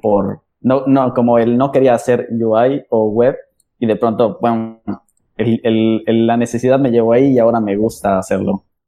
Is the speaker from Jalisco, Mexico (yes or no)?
no; Mexico City, Mexico; yo también soy de la Ciudad de México